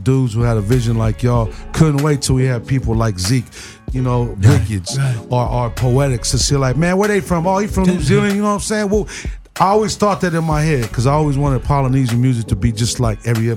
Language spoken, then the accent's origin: English; West Coast, United States; I'm from the West Coast